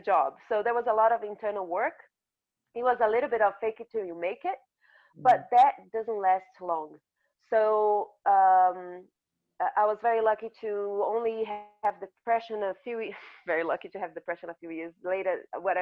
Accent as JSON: {"language": "English", "country": "Brazil", "tie": "born or raised there", "also_born_or_lived": "north of Brazil / south of Brazil", "said": "I grew up in Brazil, in a part of Brazil where I looked different. I was born in the north of Brazil and everyone looks like me"}